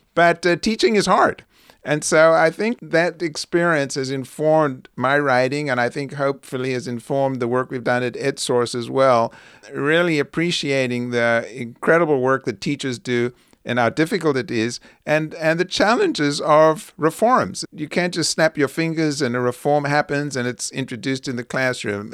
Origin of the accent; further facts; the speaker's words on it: South Africa; now in United States; growing up during the apartheid years